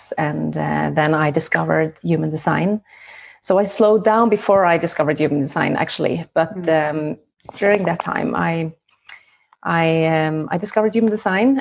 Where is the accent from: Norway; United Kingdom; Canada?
Norway; I am from Norway